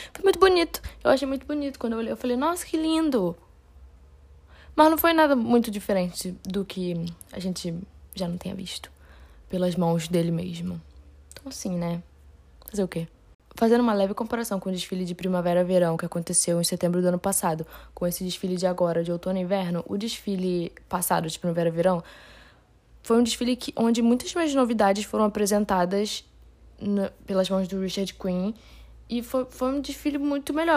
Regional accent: Rio de Janeiro, Brazil; eu não sou paulista, eu sou do Rio de Janeiro

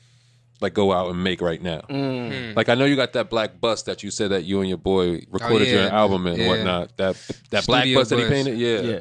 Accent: Roxbury, Massachusetts, United States; I'm from Roxbury.

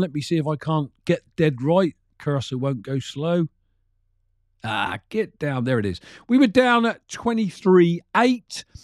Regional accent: United Kingdom; a regular Brit that drove trucks for many years of his life

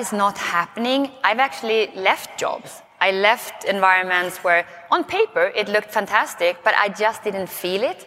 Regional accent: Sweden; accent: Swenglish; English is a second language; moved away as an adult; now in United States; I may start with a funny accent because I'm from Sweden. So it's Swenglish

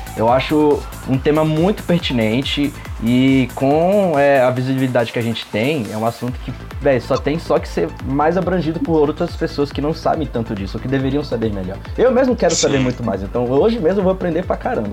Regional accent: Brasília, Federal District, Brazil; tenho 24 anos, eu sou aqui de Brasília

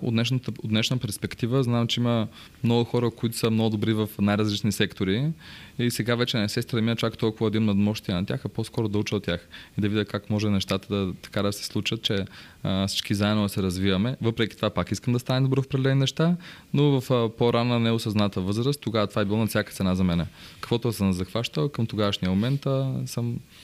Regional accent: Bansko, Blagoevgrad Province, Bulgaria; Аз съм роден в Банско

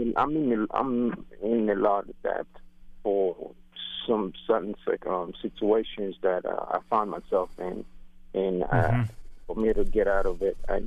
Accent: Nigeria; now in United States; I'm from Nigeria, and I've been out here in the country, the United States, for a while

